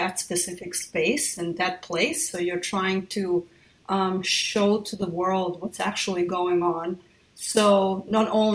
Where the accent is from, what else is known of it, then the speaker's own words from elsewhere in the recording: Belgrade, Serbia; accent: thick Belgrade, Serbian; moved away; also born or lived in Sarajevo; I'm a born Belgrader, so as someone with a very thick Belgrade, i.e. Serbian accent